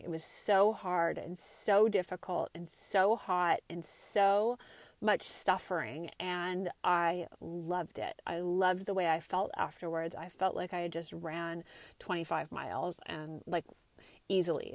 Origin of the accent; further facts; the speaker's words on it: Santa Cruz, California, United States; moved away as an adult; also born or lived in Marin County, California; I grew up in Santa Cruz area, went to high school and college here